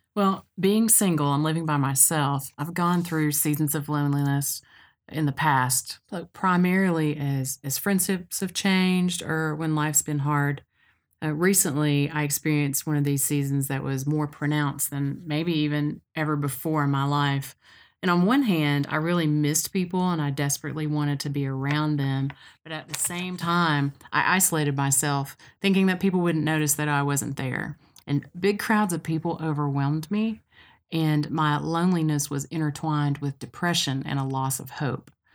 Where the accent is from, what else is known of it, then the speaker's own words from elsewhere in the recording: Cookeville, Tennessee, United States; moved away as an adult; now in Knoxville, United States; I grew up in Cookville in Middle Tennessee, and I came to Knoxville to go to school at U T